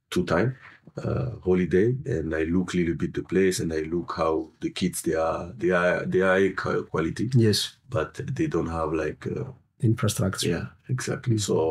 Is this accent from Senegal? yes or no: yes; Senegal; English is a second language; of course, I'm originally from Senegal